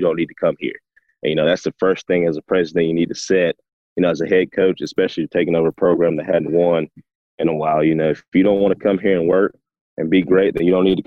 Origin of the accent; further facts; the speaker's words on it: Tift County, Georgia, United States; my hometown, Tift County.